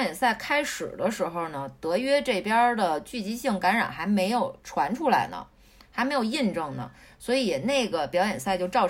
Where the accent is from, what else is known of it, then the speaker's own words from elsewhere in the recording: Beijing, China; 是是我们北京人，这武打明星。